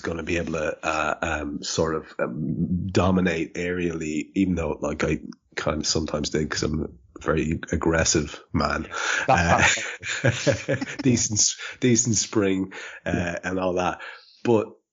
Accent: Ireland; I'm Irish

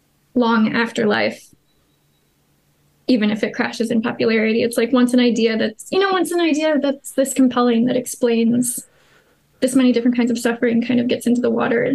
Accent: United States; I am American, yes.

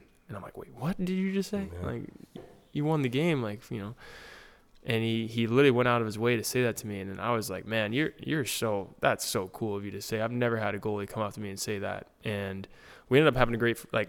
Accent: Alaska, United States; I'm from Alaska

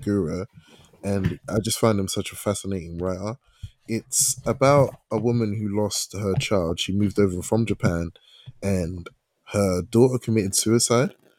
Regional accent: England, United Kingdom; I was born here as a Ghanaian

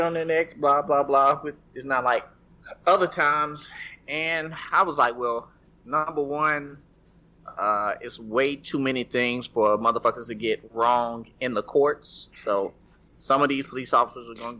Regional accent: Nashville, Tennessee, United States; I'm from Nashville

